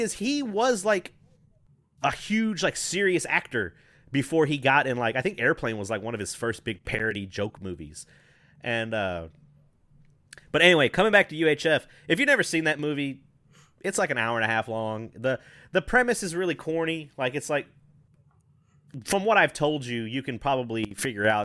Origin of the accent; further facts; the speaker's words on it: the South, United States; I grew up down in the South